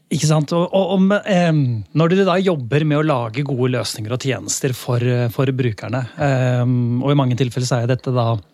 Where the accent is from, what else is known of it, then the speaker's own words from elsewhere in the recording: Lier, Buskerud, Norway; jeg er fra Lier